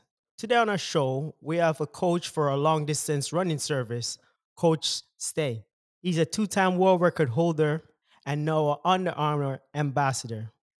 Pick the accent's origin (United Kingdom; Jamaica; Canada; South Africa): Jamaica; I'm a cricket guy, I guess. I don't know. I'm Jamaican.